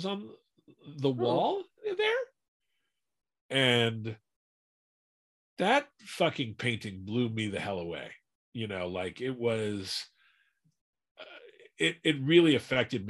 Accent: Washington, District of Columbia, United States; moved away; I grew up in Washington, D.C.

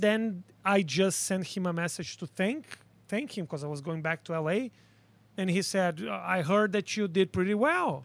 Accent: Porto Alegre, Rio Grande do Sul, Brazil; accent: Brazilian; English is a second language; moved away as an adult; now in United States; I was born in Porto Alegre, a little city in the south of a country that is in the south of South America.

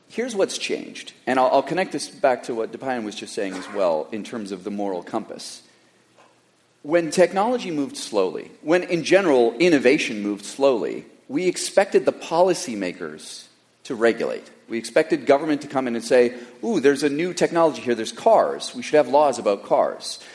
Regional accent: Canada; now in Silicon Valley, United States; I was born in Canada

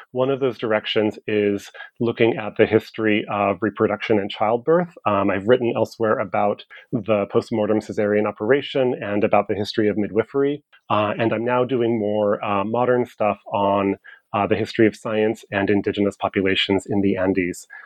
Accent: California, United States; now in Seattle, United States; I grew up in California, and uh, growing up in California was really crucial to the development of my intellectual interests.

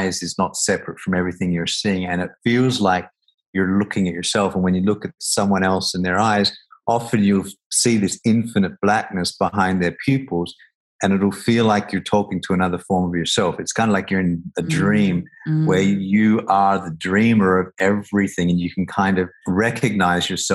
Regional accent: Australia; I grew up in Australia, and you know, a very homophobic country

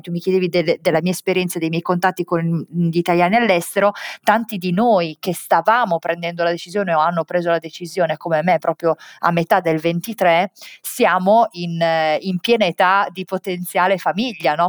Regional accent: Italy; moved away as an adult

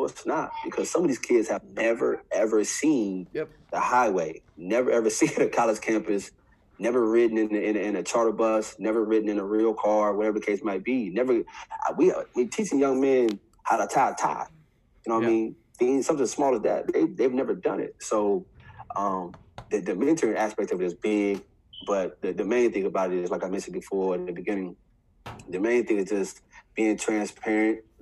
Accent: Ohio, United States; I'm from Ohio, so I know a lot of the Ohio college coaches

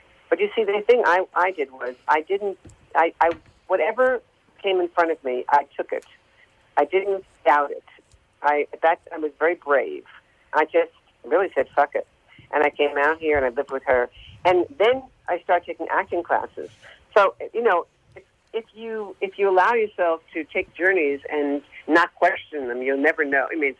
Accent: New York, United States; I was always singing, and I sang in New York, I'm from New York.

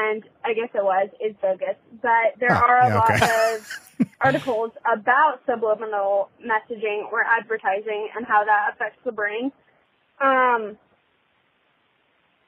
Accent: Seattle, Washington, United States; I am from Seattle

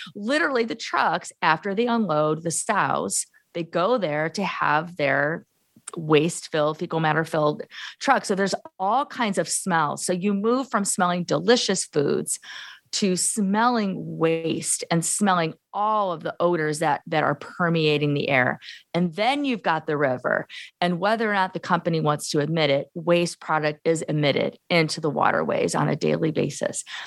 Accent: Gary, Indiana, United States; moved away as an adult; also born or lived in Arizona / Illinois; now in Iowa, United States; I'm a lifelong Midwesterner. I was born in Gary, Indiana, nineteen seventy. So I'm from the urban sort of Rust Belt, you know, steel mill, uh, Gary, Indiana, and the surrounding communities

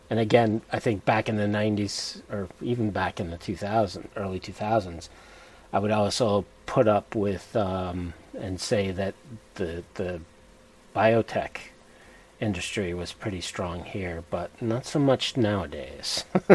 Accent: Connecticut, United States; born or raised there

